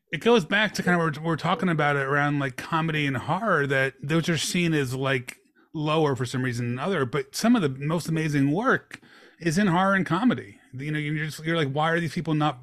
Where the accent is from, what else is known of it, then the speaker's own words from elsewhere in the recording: Philadelphia, Pennsylvania, United States; Then Philadelphia, my hometown